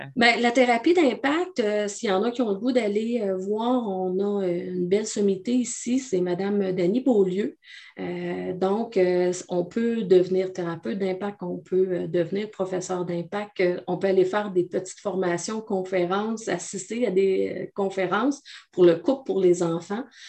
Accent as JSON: {"language": "French", "area": "Abitibi-Témiscamingue", "region": "Quebec", "country": "Canada", "tie": "born or raised there", "said": "je suis originaire de la BTB. Je suis une femme de région avec un vocabulaire de région"}